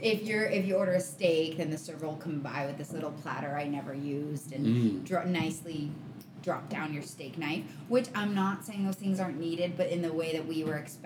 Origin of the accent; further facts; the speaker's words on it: Port Elgin, Ontario, Canada; I'm from Port Elgin